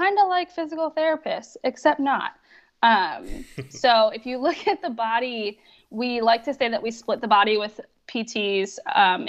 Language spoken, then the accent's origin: English; Pennsylvania, United States; moved away as an adult; also born or lived in California; I moved across the country from California back to Pennsylvania where I grew up.